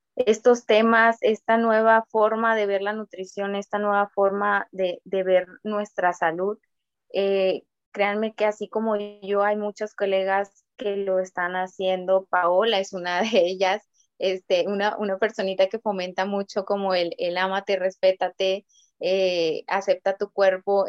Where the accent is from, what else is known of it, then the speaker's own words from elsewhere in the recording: Mexico; yo siendo mexicana